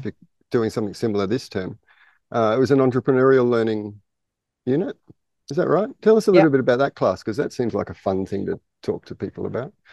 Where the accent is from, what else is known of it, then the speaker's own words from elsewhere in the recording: Australia; I'm Australian